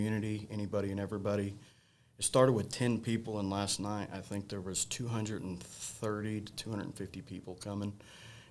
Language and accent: English; Mountain Grove, Missouri, United States; go back to Mountain Grove, my hometown